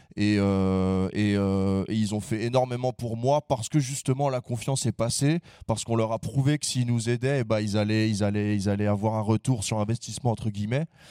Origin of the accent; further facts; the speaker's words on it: Conflans-Sainte-Honorine, Île-de-France, France; on est de Conflans.